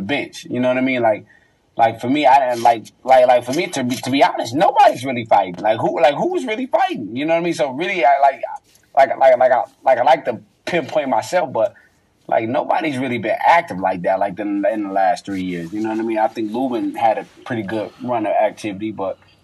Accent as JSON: {"language": "English", "town": "Detroit", "region": "Michigan", "country": "United States", "said": "I'm from Detroit"}